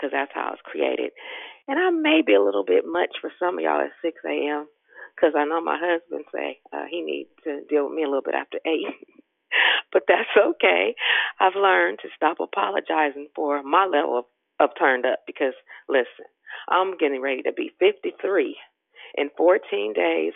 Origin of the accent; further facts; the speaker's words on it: Richmond, Virginia, United States; born at Richmond Hospital in 67. Now, y'all know I'm real Richmond